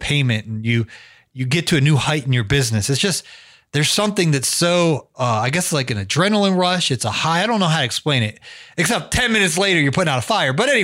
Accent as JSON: {"language": "English", "town": "Canton", "region": "Ohio", "country": "United States", "tie": "born or raised there", "moved": "as an adult", "lives_now": "Atlanta, United States", "said": "I grew up in Canton, Ohio, which is like an hour south of Cleveland"}